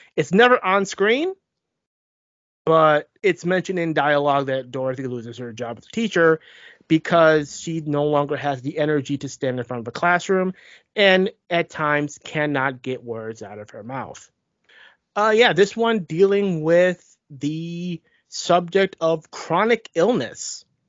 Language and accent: English; United States; I was born in the United States